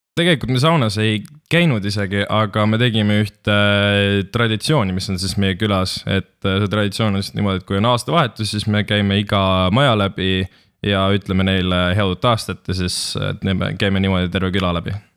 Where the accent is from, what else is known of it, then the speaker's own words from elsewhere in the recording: Estonia; me oleme ikkagi eestlased